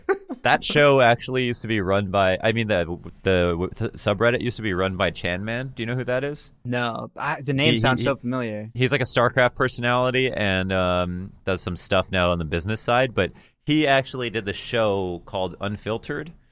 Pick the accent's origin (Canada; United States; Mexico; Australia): Canada